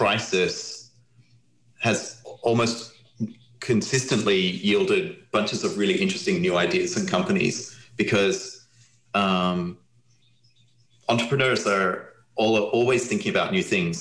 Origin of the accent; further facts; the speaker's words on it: Australia; now in United States; I'm Australian.